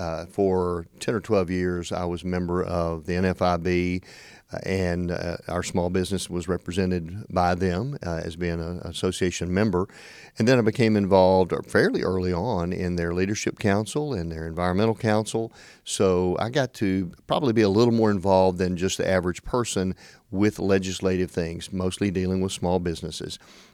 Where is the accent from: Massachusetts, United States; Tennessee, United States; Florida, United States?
Tennessee, United States; Paris; now in Jackson, United States; I am originally from Paris, Tennessee. That's where I grew up. I came to Union University in Jackson for my biology degree and ended up staying there.